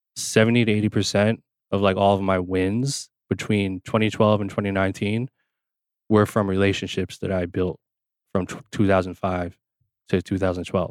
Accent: New Jersey, United States; I grew up in Jersey

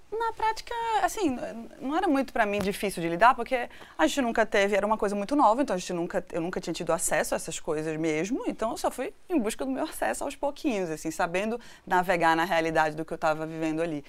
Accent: Northeast Region, Brazil; moved away; also born or lived in Recife; eu nasci no Nordeste

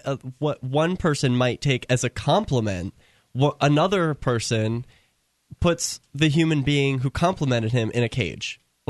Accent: Iowa, United States; I was born in Iowa.

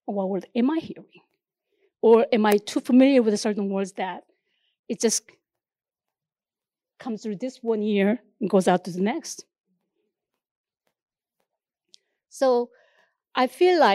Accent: South Korea; English is a second language; moved away; the nation that I came from, there's like this place called DMZ, Demilitarized Zone

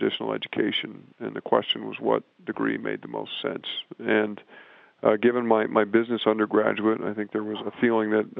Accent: West Lafayette, Indiana, United States; moved away as an adult; also born or lived in Champaign, Illinois; I grew up in West Lafayette, Indiana, not far from Purdue University

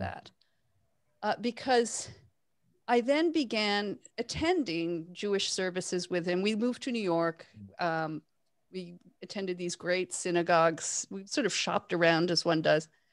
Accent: Toronto, Ontario, Canada; I grew up in Toronto

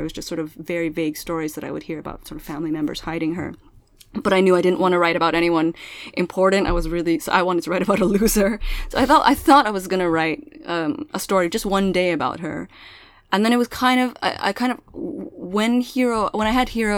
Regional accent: Milpitas, California, United States; first language Pangasinan; English is a second language; I grew up in Milpitas

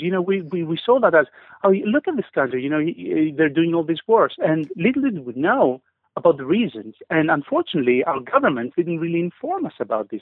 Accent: Greece; moved away as an adult; also born or lived in United Kingdom; now in London, United Kingdom; I am Greek, and I've lived most of my life in Greece. Recently, for the last 10 years, I've been in UK.

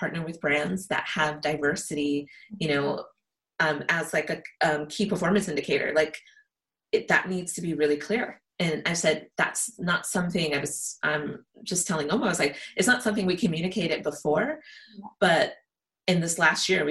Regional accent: United States; I'm American

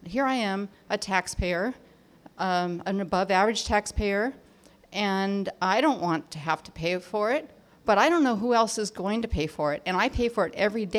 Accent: Orange County, California, United States; I'm from Orange County.

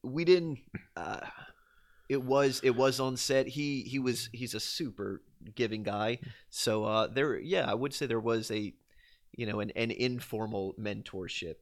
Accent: Louisiana, United States; born or raised there

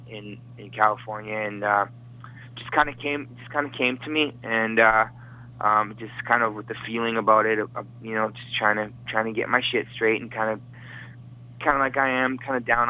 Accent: Vancouver, British Columbia, Canada; I'm from Vancouver, Canada, and I'm a man about town

